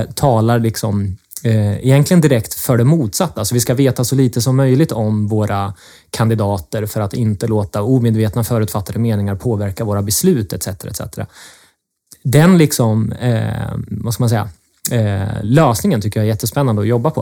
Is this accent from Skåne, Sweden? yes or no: no; Linköping, Östergötland, Sweden; accent: östgötska; jag kommer från Linköping, kommer säkert höras här under samtalet idag.